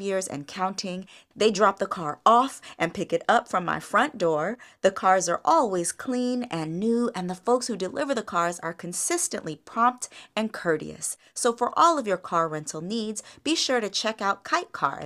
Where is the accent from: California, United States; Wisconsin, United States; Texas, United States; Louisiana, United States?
California, United States; the Bay Area; now in Los Angeles, United States; I'm from the Bay all day, San Francisco and Oakland alike. And since I moved to L